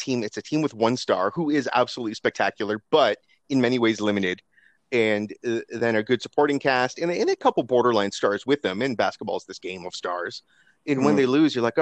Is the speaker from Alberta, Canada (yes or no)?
no; Kitchener, Ontario, Canada; Jamal Murray is from my hometown